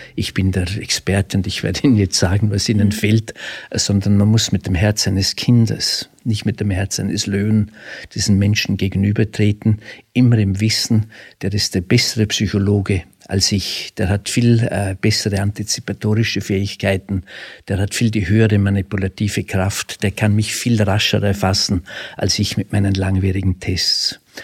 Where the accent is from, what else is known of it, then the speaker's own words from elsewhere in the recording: Frastanz, Vorarlberg, Austria; accent: Alemannic; Sie hören aus meinem Dialekt, ich bin Alemanne